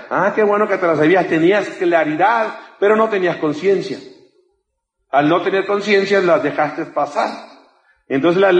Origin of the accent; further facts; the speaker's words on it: Mexico; Yo te digo, yo, te digo, yo vengo desde México, no tengo por qué engañarte.